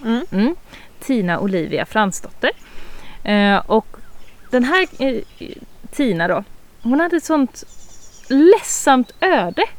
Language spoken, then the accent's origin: Swedish; northern Småland, Sweden; jag är ganska inbiten smålänning. Alltså vi, vi går bort till 1600-talet och vi har inte flyttat oss från den här regionen. Norra Småland